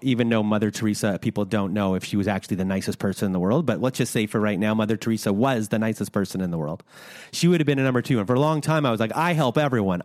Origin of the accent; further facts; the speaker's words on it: Canada; we're Canadian